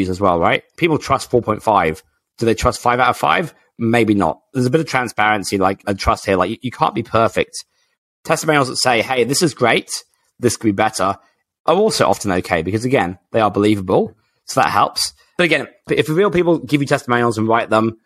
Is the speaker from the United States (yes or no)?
no; England, United Kingdom; I'm English